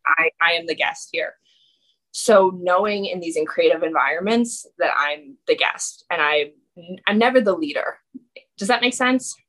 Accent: Massachusetts, United States; also born or lived in New York; I grew up here in Massachusetts

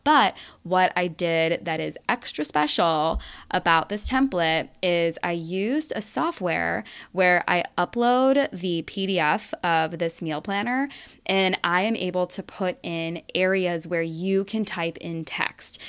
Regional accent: Rocky River, Ohio, United States; my hometown of Rocky River

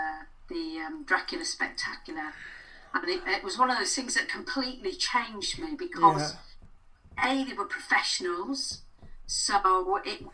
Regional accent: Blackpool, North West England, United Kingdom; I grew up in Blackpool

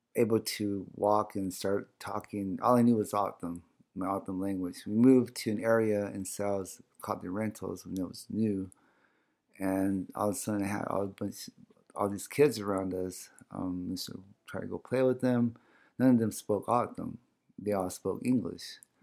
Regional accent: Salt River, Arizona, United States; first language O'odham; English is a second language; also born or lived in Sacaton, Gila River, Arizona; I was actually born in Sakuton on the Gila River. And, um, but I was, but I grew up in Sal's.

